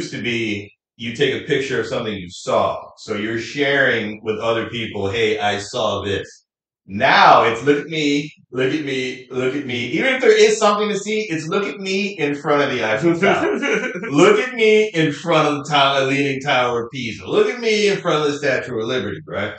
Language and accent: English; New York City, New York, United States; I'm a New Yorker with Trinidadian descent